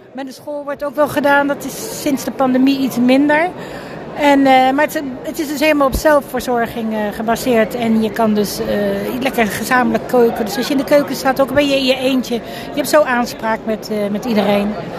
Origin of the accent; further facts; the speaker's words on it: The Hague, South Holland, Netherlands; kom uit Den Haag